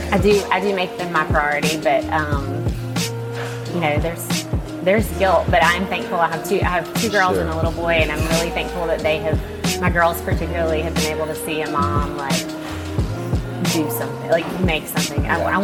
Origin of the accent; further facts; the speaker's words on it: Star, Mississippi, United States; moved away as an adult; also born or lived in Clinton, Mississippi; now in Jackson, United States; I'm from Star, Mississippi.